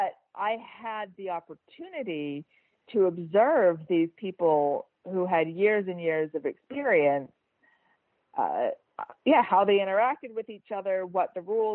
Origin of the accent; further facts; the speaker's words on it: United States; moved away as an adult; now in Switzerland; I'm an American, I live in Switzerland